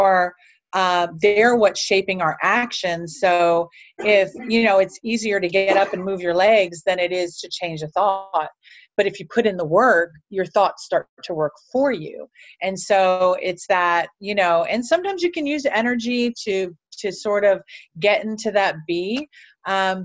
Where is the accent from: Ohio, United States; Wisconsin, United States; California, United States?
Ohio, United States; Cleveland; I'm actually from Cleveland, Ohio, and up until about 19 years old, I had just been banged around